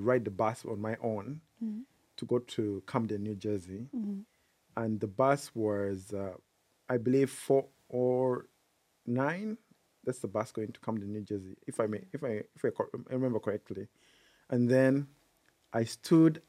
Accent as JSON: {"language": "English", "country": "Uganda", "tie": "born or raised there", "moved": "as an adult", "lives_now": "Philadelphia, United States", "said": "I was born and raised in Uganda, and I moved to Philadelphia when I was 24 in 2010."}